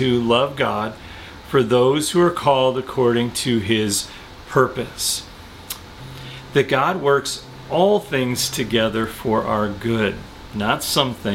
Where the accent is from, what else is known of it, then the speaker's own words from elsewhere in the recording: Chicago, Illinois, United States; We're from Chicago